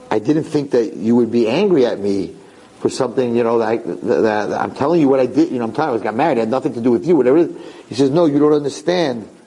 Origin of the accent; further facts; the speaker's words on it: Argentina; we divorced in Argentina in a civil court. I was living, I, came, I come from Argentina.